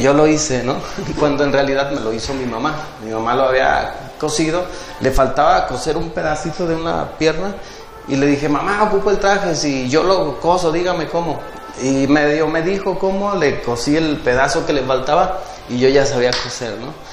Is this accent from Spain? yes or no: no; Tepic, Nayarit, Mexico; also born or lived in Puerto Vallarta; now in Jalpa, Mexico; yo nací en, en Tepic, Nayarit.